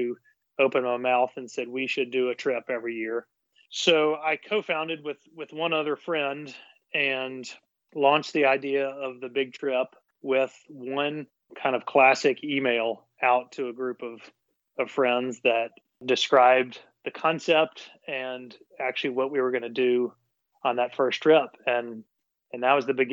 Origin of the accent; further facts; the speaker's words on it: Nashville, Tennessee, United States; I live in Nashville and I'm a native Nashvillian, which is extremely rare these days.